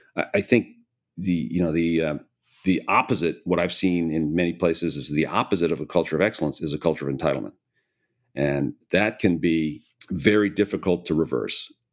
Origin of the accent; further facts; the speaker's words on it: Hinsdale, Illinois, United States; I was born and raised in Chicago, in the Chicago area. Grew up in a town called Hinsdale